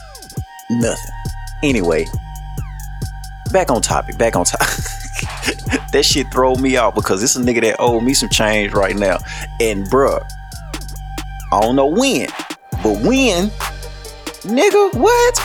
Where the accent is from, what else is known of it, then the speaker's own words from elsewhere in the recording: Shreveport, Louisiana, United States; I'm from Shreveport, Louisiana